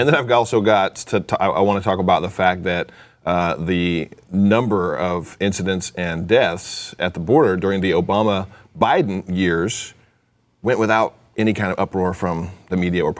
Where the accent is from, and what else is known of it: United States